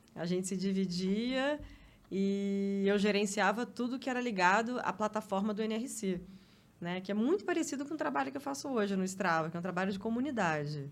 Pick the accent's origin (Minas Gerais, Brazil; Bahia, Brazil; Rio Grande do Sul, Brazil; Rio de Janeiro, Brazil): Rio de Janeiro, Brazil; moved away as an adult; now in São Paulo, Brazil; minha mãe mora num apartamento onde eu cresci lá no Rio